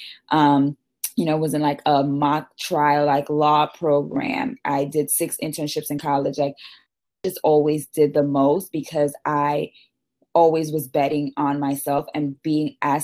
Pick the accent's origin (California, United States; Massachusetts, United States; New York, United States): New York, United States; New York City; also born or lived in Syracuse, New York; I was born and raised in the Bronx, went to school at Syracuse in New York. So I'm a typical New York girl